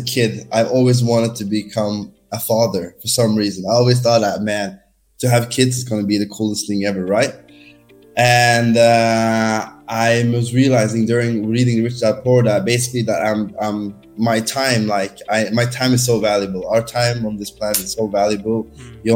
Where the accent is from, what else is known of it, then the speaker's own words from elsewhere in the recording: Norway; moved away as an adult; now in Barcelona, Spain; I'm born and raised in Norway